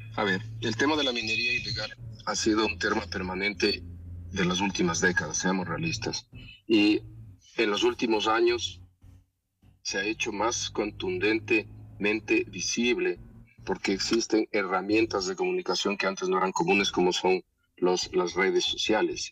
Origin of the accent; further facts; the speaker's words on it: Ecuador; todos los ecuatorianos